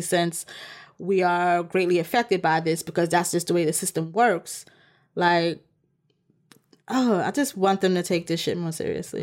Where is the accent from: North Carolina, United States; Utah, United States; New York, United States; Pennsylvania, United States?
New York, United States; as a New Yorker